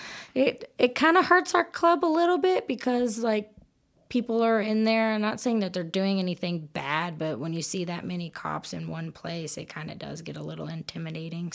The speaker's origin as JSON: {"language": "English", "town": "Dallas", "region": "Texas", "country": "United States", "moved": "as an adult", "lives_now": "Odessa, United States", "said": "I'm originally from Dallas area"}